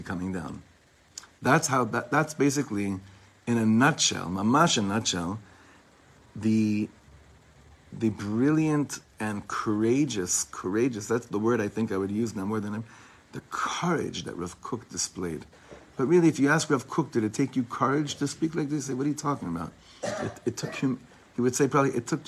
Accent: Ra'anana, Central District, Israel; I grew up in Ra'anana

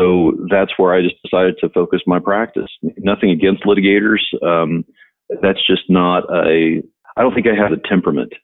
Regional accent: Shawnee, Oklahoma, United States; moved away as an adult; now in Colorado, United States; I grew up in Shawnee

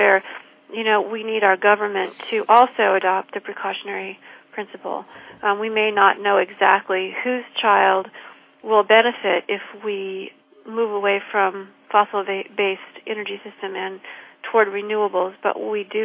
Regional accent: Peoria, Illinois, United States; she and I grew up in the same town.

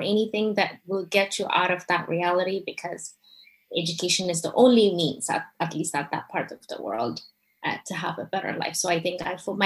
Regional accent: Ethiopia; moved away; also born or lived in Eritrea; My parents are both from Eritrea, but moved to Ethiopia. So that's where we were born, me and my younger sister

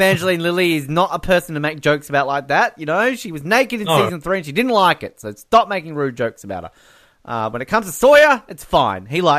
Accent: Australia

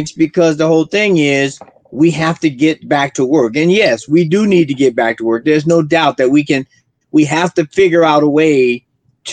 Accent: Florida, United States; now in Colorado, United States; Florida, my hometown

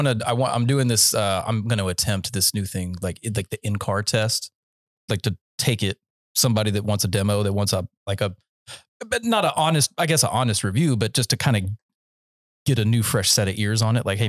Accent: Central North Carolina, United States; I was raised in Central North Carolina

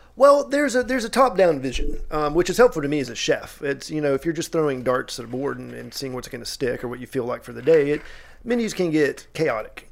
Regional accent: Tennessee, United States; growing up in Tennessee my whole

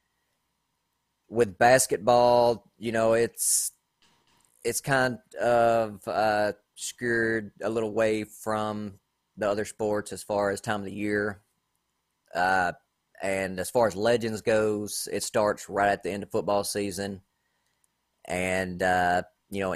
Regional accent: Tennessee, United States; I'm from Tennessee

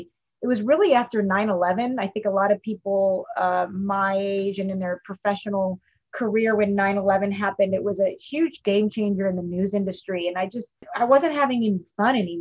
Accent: Bay Area, California, United States; I grew up in the Bay Area.

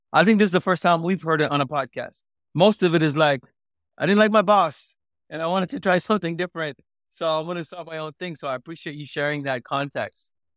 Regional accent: Singapore; also born or lived in India; born in India, growing up in Singapore, being a South Asian

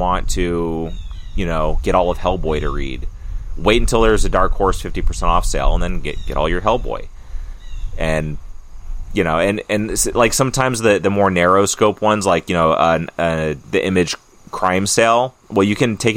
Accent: Mojave Desert, California, United States; also born or lived in Santa Clarita, California; now in Maine, United States; I grew up in the desert in California. I grew up in in the Mojave

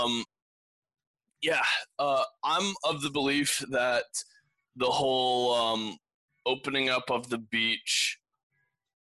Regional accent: Granbury, Texas, United States; I was born in Granbury

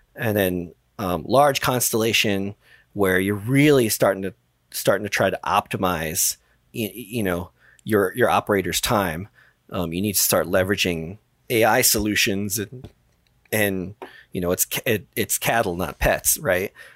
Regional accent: New York City, New York, United States; I grew up in the Bronx

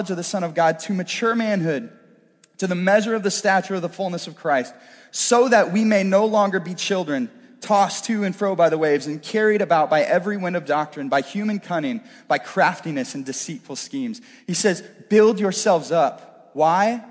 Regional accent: Northeast Missouri, United States; I'm kind of a country boy at heart. I grew up in Northeast Missouri

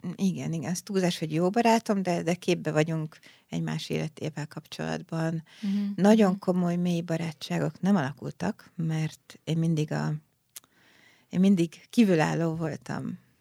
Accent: Budapest, Hungary; also born or lived in Szeged; Az Alsóhegy utcai uh-huh. Budai Baptista gyülekezetben ott nőttem fel

